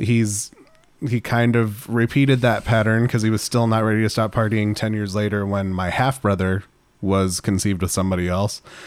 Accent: Running Springs, California, United States; Running Springs is actually where I grew up specifically

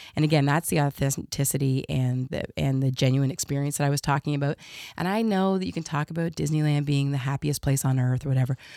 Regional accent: Southern Ontario, Canada; also born or lived in Nova Scotia / Kitchener / Oshawa / Limehouse; now in Saint John, Canada; I was born in Nova Scotia, raised in Southern Ontario in places like Kitchener and Oshawa and then in Limehouse

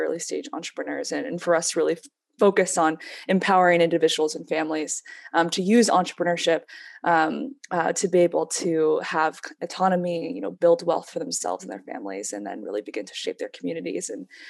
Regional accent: Kentucky, United States; moved away as an adult; also born or lived in Lexington; now in New Haven, United States; I was born and raised in Kentucky, and actually Margaret and I will have a lot of similarities to her story because she was also born in Kentucky. We're both Korean American, I'm half Korean, came here for school at Yale about 11 years ago now

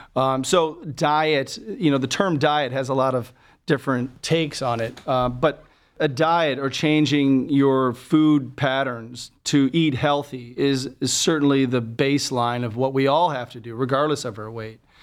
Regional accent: Buffalo, New York, United States; moved away as an adult; also born or lived in Birmingham, Alabama / Boston, Massachusetts; now in Cleveland, United States; I'm originally from Buffalo, New York, and did my training there

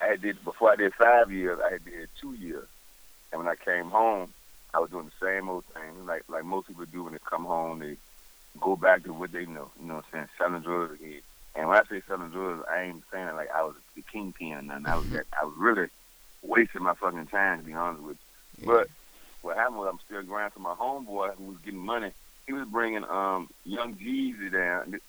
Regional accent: Richmond, Virginia, United States; also born or lived in Newark, New Jersey; I was born in Newark, New Jersey, but then my dad from Virginia, Richmond. Yeah. And I moved out here with my dad when I was like 6 years old. So I've been there in Virginia over 30 years, so that's why I'm like, I'm from here.

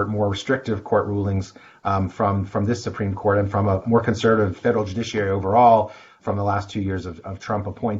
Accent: New Jersey, United States; my home state of New Jersey

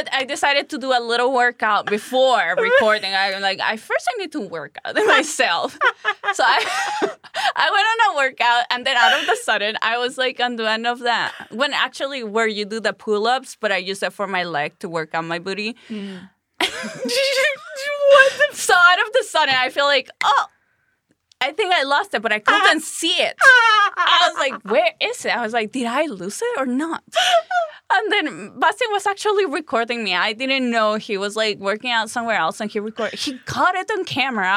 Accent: Chihuahua, Mexico; English is a second language; moved away as an adult; in my hometown in Chihuahua

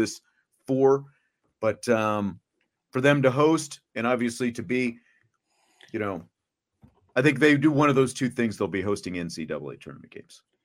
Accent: Kansas, United States; moved away as an adult; I grew up not in this area back in the days of the superstation when we could watch the Cubs on WGN, you know, in Kansas

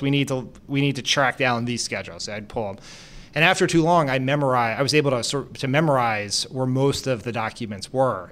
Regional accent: Delaware, United States; also born or lived in Brazil / Japan; I grew up in Delaware

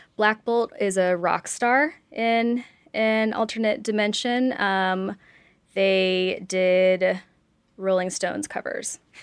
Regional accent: Oxford, Mississippi, United States; I grew up in Oxford, Mississippi, which did not have a comic book store

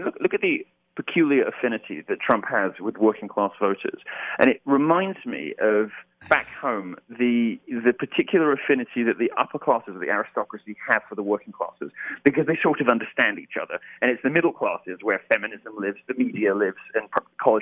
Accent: United Kingdom; As a Brit

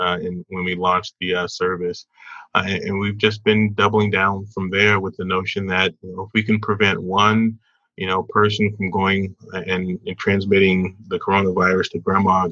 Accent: the South, United States; moved away as an adult; also born or lived in Indiana; Born and raised in the South

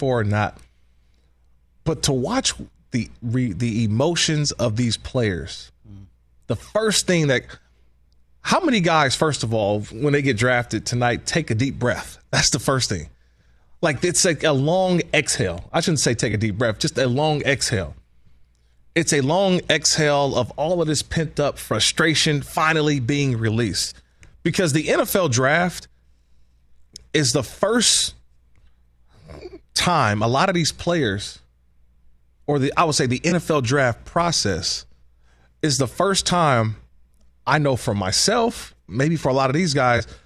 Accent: California, United States; 510 was also my hometown's area code

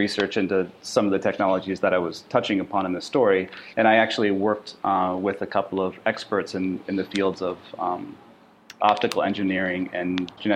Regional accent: Sioux City, Iowa, United States; moved away as an adult; also born or lived in Portland, Oregon; me moving from my hometown of Sioux City, Iowa, to Portland, Oregon, to go to art school

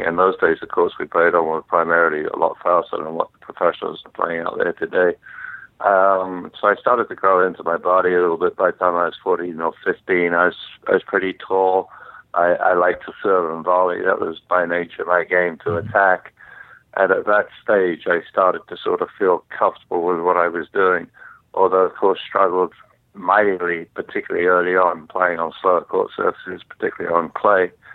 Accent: London, United Kingdom; grew up in uh, in London, England

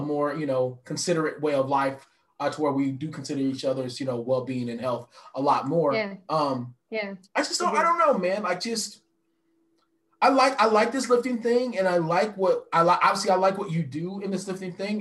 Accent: West Texas, United States; I grew up in West Texas

